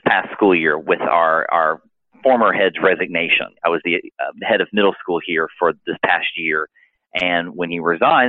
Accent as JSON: {"language": "English", "town": "Nashville", "region": "Tennessee", "country": "United States", "also_born_or_lived": "Florida", "moved": "yes", "lives_now": "Macon, United States", "said": "We're originally from Nashville, Tennessee"}